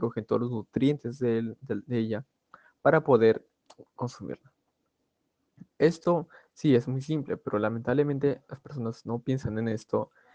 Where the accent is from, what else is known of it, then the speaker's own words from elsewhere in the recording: Peru; Nosotros como peruanos